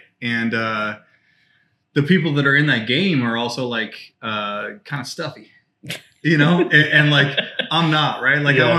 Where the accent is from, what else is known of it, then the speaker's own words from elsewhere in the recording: Belgium; born there; Yeah, I'm an Army brat, man. Pops was in the Army for 20 years.